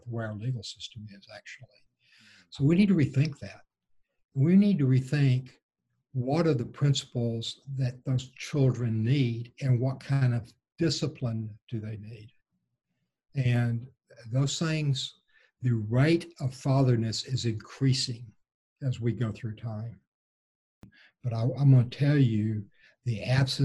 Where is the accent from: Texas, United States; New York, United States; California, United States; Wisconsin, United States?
Texas, United States; now in The Woodlands, United States; I was raised in a small Texas Gulf Coast town that is about 60 miles due south of Houston, in very small town, 1950s Texas